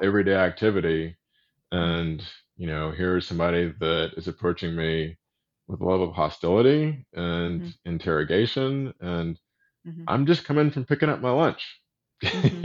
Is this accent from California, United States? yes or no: no; Austin, Texas, United States; moved away; also born or lived in Little Rock, Arkansas; growing up in Austin, Texas